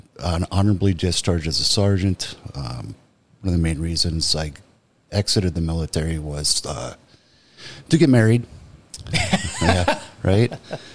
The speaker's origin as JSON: {"language": "English", "town": "Langdon", "region": "North Dakota", "country": "United States", "tie": "born or raised there", "also_born_or_lived": "San Diego, California / Colorado", "moved": "as an adult", "said": "I'm originally from Langdon, North Dakota."}